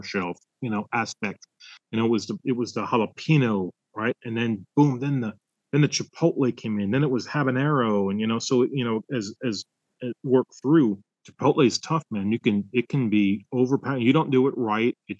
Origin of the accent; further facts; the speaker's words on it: Florida, United States; growing up in Florida and the melting pot of different cultures and foods that were there